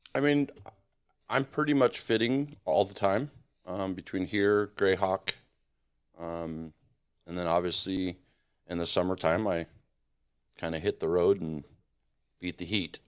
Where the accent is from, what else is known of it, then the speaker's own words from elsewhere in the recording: Montana, United States; also born or lived in San Diego, United States; now in Arizona, United States; I grew up in Montana